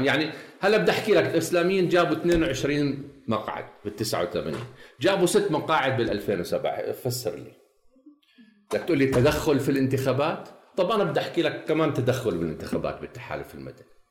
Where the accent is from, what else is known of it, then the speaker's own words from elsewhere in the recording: Jordan; انا شرق اردني